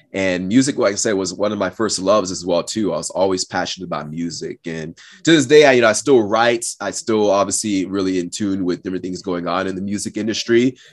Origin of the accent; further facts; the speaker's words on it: the Northwest, between Portland and Seattle, Pacific Northwest, United States; also born or lived in Austin, Texas / Cameroon; came back to the U S when I was about six. and, uh, and spent most of my time in the Northwest between, uh, Portland and Seattle area